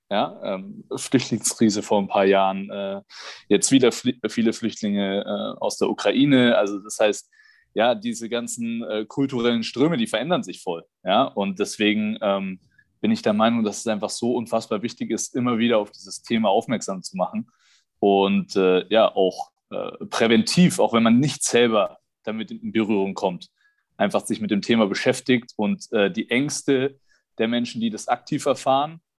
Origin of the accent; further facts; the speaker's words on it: Germany; Davor hat man ja ähm, als ja, äh, äh, Deutscher, der vielleicht so ein bisschen auch in seiner Blase lebt